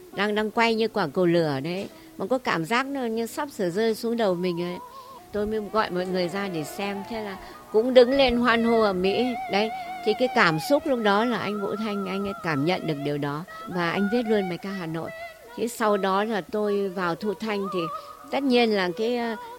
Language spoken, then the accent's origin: Vietnamese; Hanoi, Vietnam; mình cũng người Hà Nội